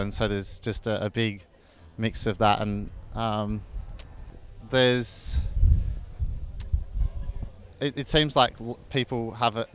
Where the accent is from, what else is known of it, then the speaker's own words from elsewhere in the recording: Adelaide, South Australia, Australia; moved away as an adult; now in Ipswich, Australia; I'm originally from Adelaide and I moved up here a year ago for work